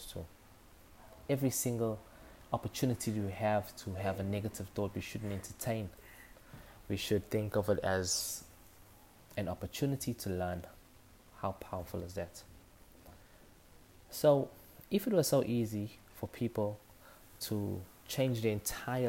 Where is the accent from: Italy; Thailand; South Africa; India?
South Africa; Durban, KwaZulu-Natal; accent: Durban; my authentic Durban accent